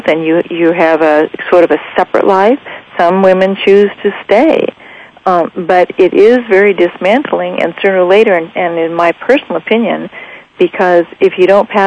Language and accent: English; Las Vegas, Nevada, United States; Las Vegas, Nevada, which is my hometown where I live